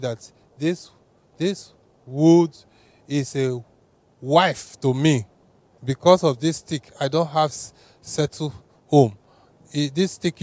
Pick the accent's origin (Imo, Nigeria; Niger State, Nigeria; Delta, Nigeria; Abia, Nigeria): Delta, Nigeria; Warri; I come from Delta State, Warri